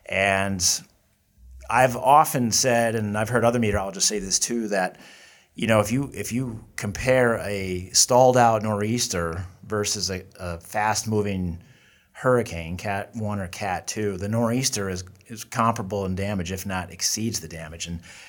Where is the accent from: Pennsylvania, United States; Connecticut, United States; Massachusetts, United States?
Massachusetts, United States; the Berkshires, Western; also born or lived in Vermont / Minnesota / North Carolina; I grew up in Western Mass. I grew up in the Berkshires.